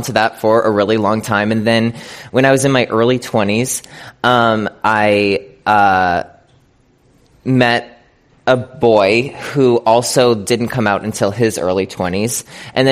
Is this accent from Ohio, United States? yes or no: no; Scranton, Pennsylvania, United States; I'm from like a small town in Pennsylvania. I'm from Scranton, Pennsylvania